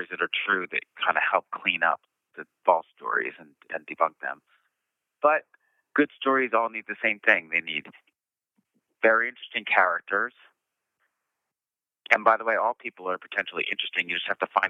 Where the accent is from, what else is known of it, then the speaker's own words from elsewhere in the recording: Philadelphia, Pennsylvania, United States; I'm from Philadelphia, PA